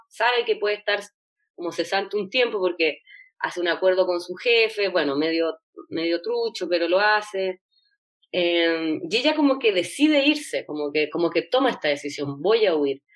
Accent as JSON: {"language": "Spanish", "country": "Chile"}